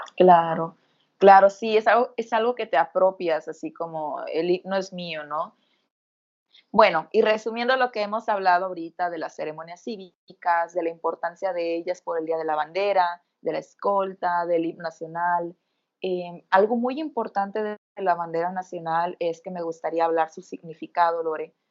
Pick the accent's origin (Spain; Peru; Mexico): Mexico; somos mexicanas